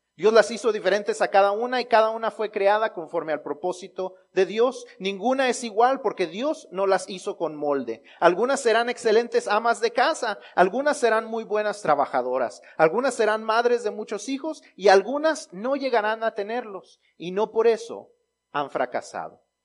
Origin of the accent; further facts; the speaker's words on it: Mexico; los mexicanos, aún en los chistes, los usamos para honrar a las mamás